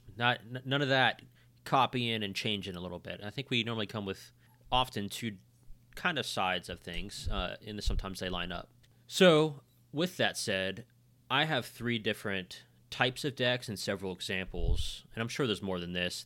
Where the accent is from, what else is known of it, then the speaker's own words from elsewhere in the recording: West Virginia, United States; We're from West Virginia